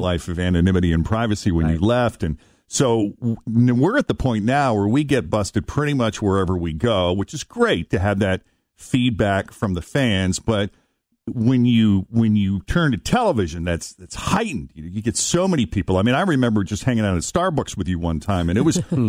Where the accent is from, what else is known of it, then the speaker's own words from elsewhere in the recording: Boston, Massachusetts, United States; I grew up in Boston. So I grew up watching Chet and Natalie